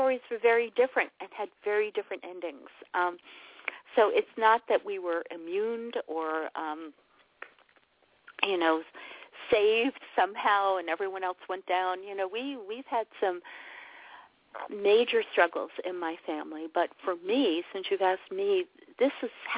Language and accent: English; New York City, New York, United States; I grew up in New York City.